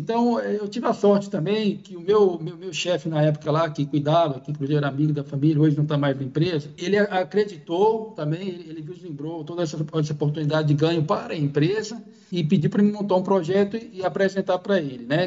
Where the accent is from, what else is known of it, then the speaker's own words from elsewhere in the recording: Bahia, Brazil; moved away as an adult; now in São Paulo, Brazil; eu sou natural aí da, da Bahia, sou baiano.